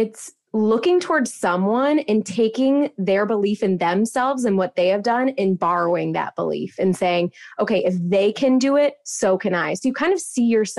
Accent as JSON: {"language": "English", "region": "Midwest", "country": "United States", "tie": "born or raised there", "said": "I grew up in the Midwest"}